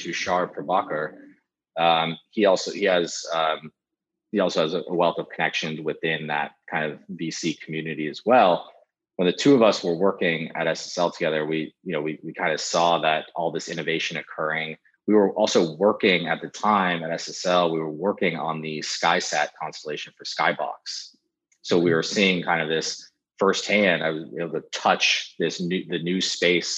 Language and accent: English; San Francisco, California, United States; born and raised in San Francisco